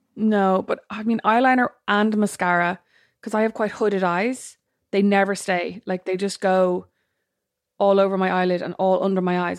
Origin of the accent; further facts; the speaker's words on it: Ireland; we're Irish